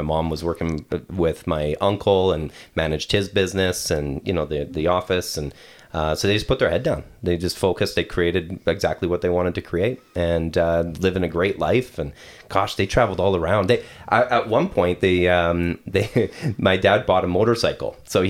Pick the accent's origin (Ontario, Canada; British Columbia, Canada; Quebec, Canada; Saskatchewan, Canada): Quebec, Canada; also born or lived in western Canada; I grew up in Quebec, and then my family moved out west and restarted.